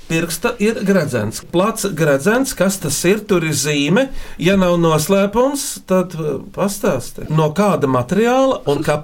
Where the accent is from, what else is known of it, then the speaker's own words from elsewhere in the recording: Riga, Latvia; es esmu no Rīgas, un mana mīkla ir šāda.